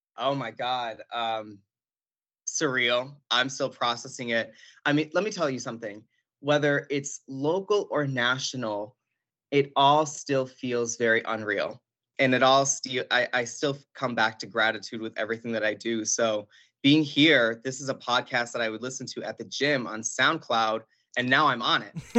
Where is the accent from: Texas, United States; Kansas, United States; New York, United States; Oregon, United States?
New York, United States; Buffalo; born and raised in Buffalo, New York, um, from a family from Puerto Rico